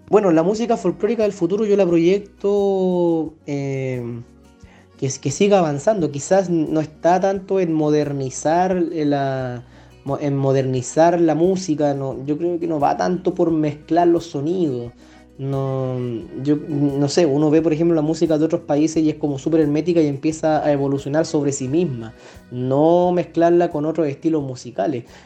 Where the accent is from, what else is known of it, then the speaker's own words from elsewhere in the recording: San Fernando, O'Higgins, Chile; moved away as an adult; also born or lived in Valparaíso; salí de San Fernando, por ejemplo, de, mi querida Colchagua, me fui a estudiar a Valparaíso